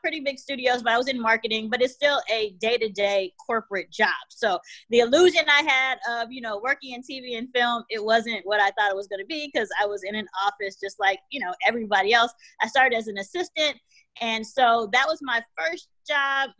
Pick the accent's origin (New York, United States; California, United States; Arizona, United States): California, United States; also born or lived in Washington, D.C.; my mom and I moved to California when I was about 7